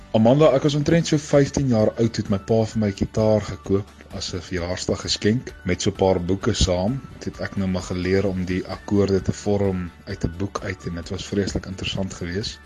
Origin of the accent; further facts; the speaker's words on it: Mokopane, Limpopo, South Africa; ek het groot geword so 10 km buitekant Mokopane, ook bekend as Potgietersrus.